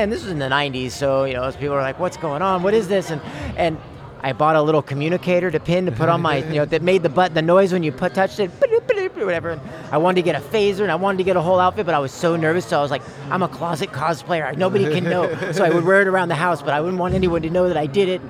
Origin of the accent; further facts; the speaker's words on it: Bay Area, Marin, California, United States; moved away as an adult; also born or lived in San Francisco; now in Fairfield, United States; I was born and raised in the Bay Area, Northern Bay Area, or Marin, some in San Francisco